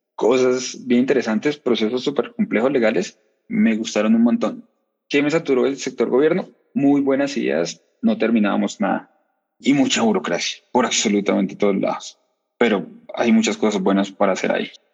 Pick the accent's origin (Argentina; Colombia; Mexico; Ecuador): Colombia; Pamplona, Norte de Santander; moved away as an adult; now in Bogotá, Colombia; vengo de Pamplona, Pamplona es una cosa que es cerquita de Venezuela. Me vine a Bogotá